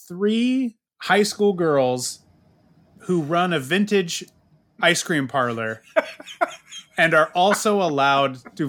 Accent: San Diego, California, United States; Farrell's that we grew up with in San Diego.

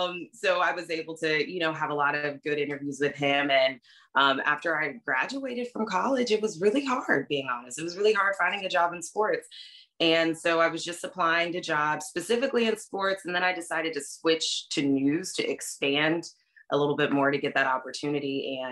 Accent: Orlando, Florida, United States; moved away as an adult; also born or lived in Miami / Charlotte; now in New Orleans, United States; born and raised in Orlando.

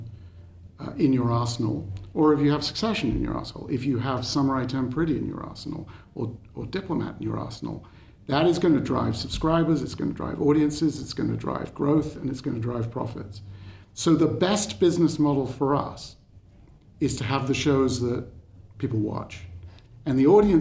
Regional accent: United Kingdom; I speak as a Brit

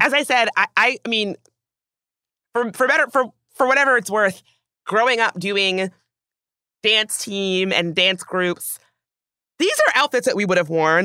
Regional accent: the South, United States; growing up in the South

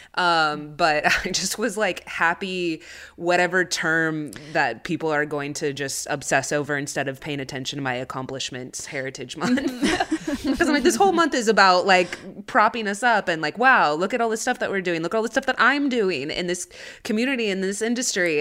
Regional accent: United States; I'm Chicana, so I grew up here in the States.

